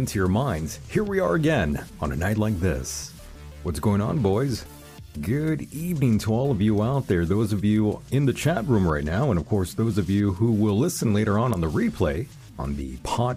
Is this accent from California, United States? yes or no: yes; El Centro, California, United States; I'm actually born and raised in El Centro, California